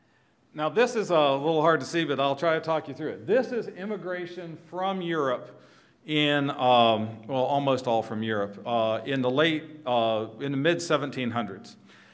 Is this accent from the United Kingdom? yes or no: no; Suriname; born there; Dick mentioned I was born in Suriname. The arrow that says, I don't know if you can see it, Dutch Guianas, that's where I was born, and my parents were missionaries among escaped African slaves, not native South Americans.